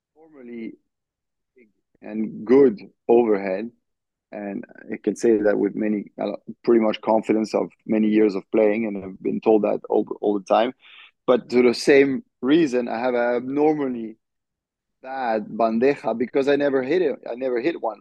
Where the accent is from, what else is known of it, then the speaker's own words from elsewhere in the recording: France; now in United States; representing France, you know, hmm. representing mm. my home country